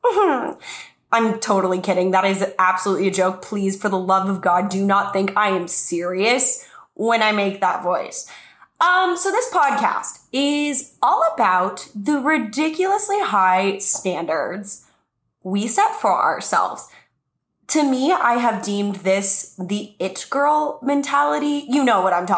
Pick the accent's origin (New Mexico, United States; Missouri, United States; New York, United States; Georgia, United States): New Mexico, United States; moved away as an adult; now in Los Angeles, United States; my whole life growing up in New Mexico, I was like, I don't fit in New Mexico.